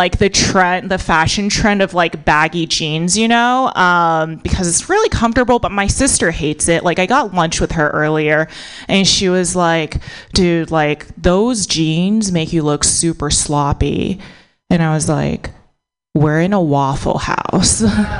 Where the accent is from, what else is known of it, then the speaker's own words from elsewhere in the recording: United States; born there; So my parents are, so I was born in America, but my parents are immigrants. So my parents are Buddhist Chinese immigrants